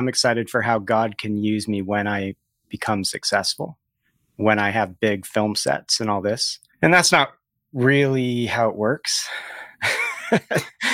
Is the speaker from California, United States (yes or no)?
yes; near Los Angeles, California, United States; I grew up near Los Angeles, and I made films for fun with friends